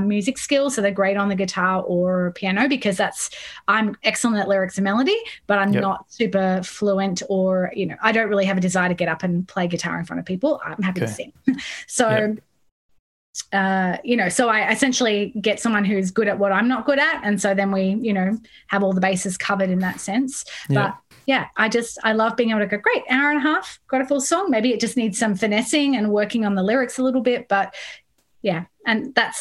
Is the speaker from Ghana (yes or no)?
no; Sydney, New South Wales, Australia; moved away as an adult; also born or lived in Midlands, United Kingdom; now in Melbourne, Australia; I was born in Sydney, but I grew up in the UK.